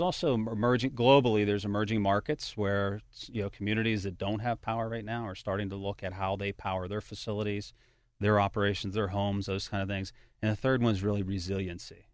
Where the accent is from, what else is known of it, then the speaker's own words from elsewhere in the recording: Pittsburgh, Pennsylvania, United States; moved away as an adult; also born or lived in Baltimore; now in Cranberry Township, United States; I'm actually a hometown product here. Uh, I was born and raised in Carrick